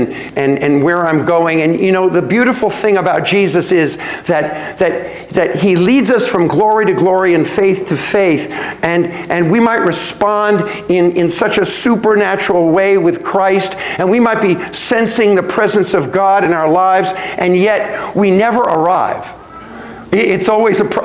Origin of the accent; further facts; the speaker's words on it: New York, United States; I was born in New York